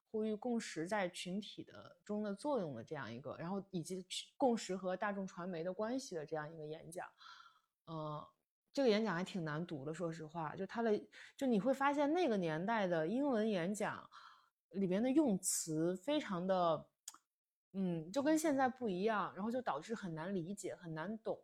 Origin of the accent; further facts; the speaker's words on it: China; 我们中国人也喜欢看那什么奥运会开幕式啊、阅兵啊什么的